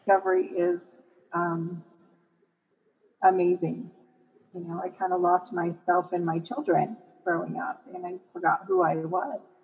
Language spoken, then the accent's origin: English; Michigan, United States; now in Colorado, United States; I live in Colorado, so our hills are a little bit bigger than um, when I grew up in Michigan.